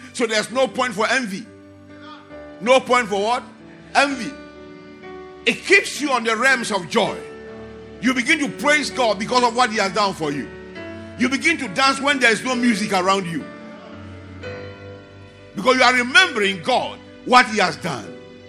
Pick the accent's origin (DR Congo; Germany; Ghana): Ghana; moved away; And where my friend and I, the two of us, we left Ghana together, and we're in a 404 car.